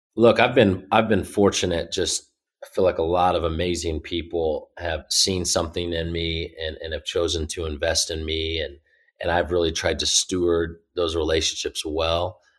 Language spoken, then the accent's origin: English; Indianapolis, Indiana, United States; I grew up here in Indy